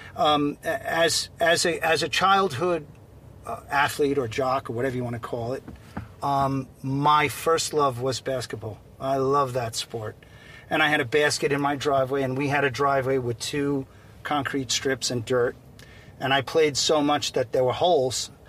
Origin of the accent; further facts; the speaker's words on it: Seaford, New York, United States; also born or lived in Port Jefferson, New York; I grew up in Seaford, Long Island